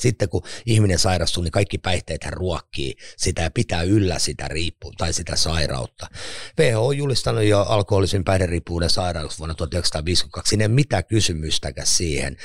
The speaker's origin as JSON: {"language": "Finnish", "town": "Lahti", "region": "Päijät-Häme", "country": "Finland", "tie": "born or raised there", "said": "synnyin tuolla Lahdessa Kalliolla Tonttilan alueella kerrostalo"}